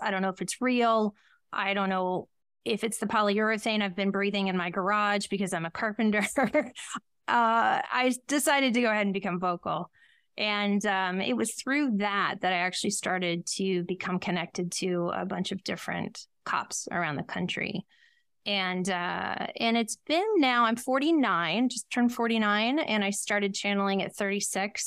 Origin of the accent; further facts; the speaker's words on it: Ohio, United States; I was born in Ohio